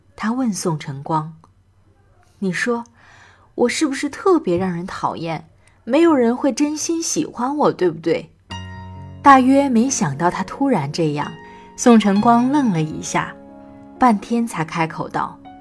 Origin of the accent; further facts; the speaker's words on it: Northeast China, China; moved away as an adult; now in Xinyang, China; 是一位东北人，在河南信阳工作